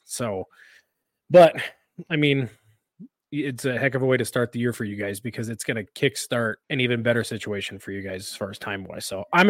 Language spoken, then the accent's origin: English; Louisiana, United States; like I'm from Louisiana.